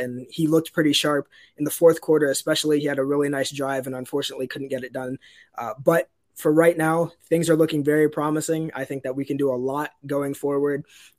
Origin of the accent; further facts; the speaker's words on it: Cleveland, Ohio, United States; They moved up to Cleveland. They got season tickets, an apartment close to the stadium and all that. So when I came along, I was born into it.